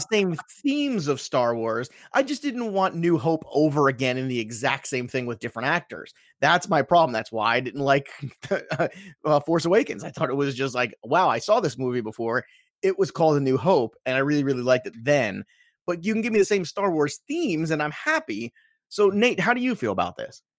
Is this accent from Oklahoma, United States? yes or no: no; New York, United States; I'm from New York